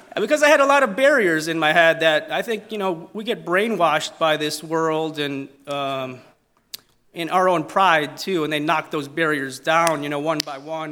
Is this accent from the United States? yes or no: no; Italy; accent: Italian; my Italian accent